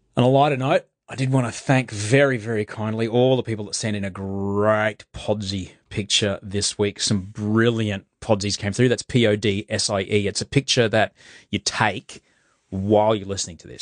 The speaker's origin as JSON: {"language": "English", "town": "Brisbane", "region": "Queensland", "country": "Australia", "tie": "born or raised there", "said": "I grew up in, in Brisbane"}